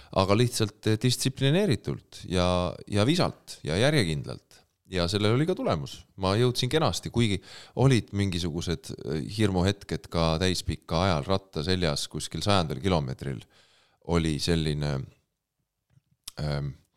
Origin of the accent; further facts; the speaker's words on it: Pärnu, Pärnu County, Estonia; ma olen pärnakas